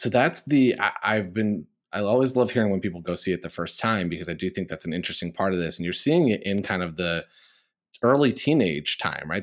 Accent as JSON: {"language": "English", "region": "Midwest", "country": "United States", "said": "I'm a Midwesterner"}